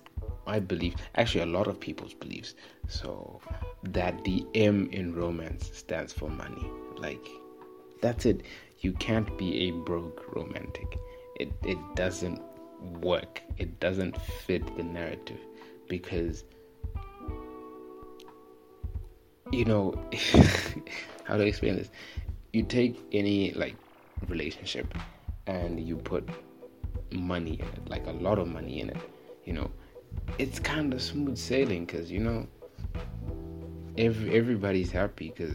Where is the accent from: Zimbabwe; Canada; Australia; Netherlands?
Zimbabwe; I'm from Zim